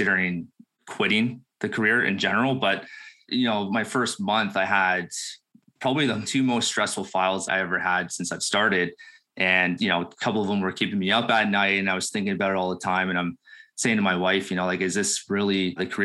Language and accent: English; Burlington, Ontario, Canada; now in Beamsville, Canada; I'm born and raised in Burlington, Ontario. Just moved to Beamsville, Ontario